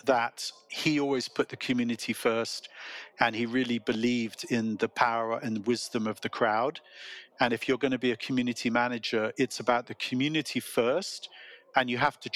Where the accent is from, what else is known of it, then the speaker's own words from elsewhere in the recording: England, United Kingdom; accent: British; moved away as an adult; now in Silicon Valley, United States; we are both English, but we both became American, and we have been in America longer than we were in England